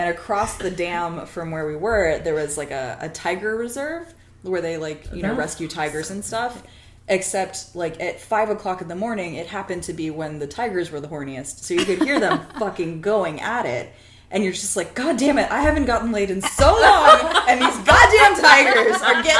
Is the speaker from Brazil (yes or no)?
no; Taiwan; also born or lived in United States; Like, as an Indian person born in America, you're automatically othered because you're brown. And then going back to India, you're othered because you're not Indian enough. And then, you know, growing up in Taiwan, like, what the fuck are you?